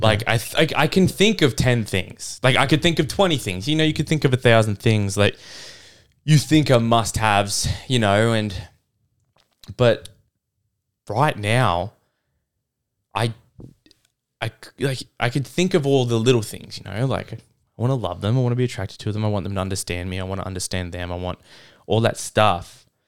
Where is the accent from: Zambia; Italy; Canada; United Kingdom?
Canada; moved away; I grew up in Canada with my mum